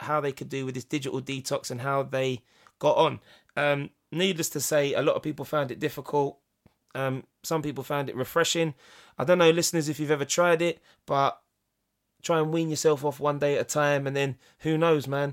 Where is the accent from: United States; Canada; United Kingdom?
United Kingdom; England; I am English